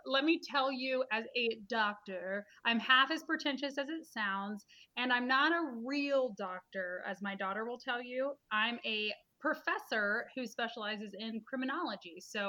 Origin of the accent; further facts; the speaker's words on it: Pensacola, Florida, United States; moved away as an adult; also born or lived in Jacksonville, Florida / Gainesville, Florida / Missouri; now in Fort Worth, United States; I'm a Florida girl. So I was born and raised in Pensacola, Florida, so may as well be Alabama. And then I went to school in Jacksonville and Gainesville. I'm a Gator. That's where I got my master's and PhD.